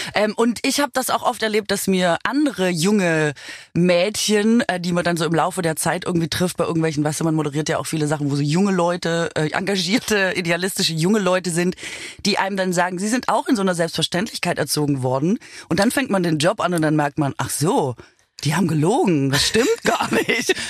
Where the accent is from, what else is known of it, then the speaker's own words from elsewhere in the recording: Swabia, Germany; now in Berlin, Germany; Ich bin ja Schwäbin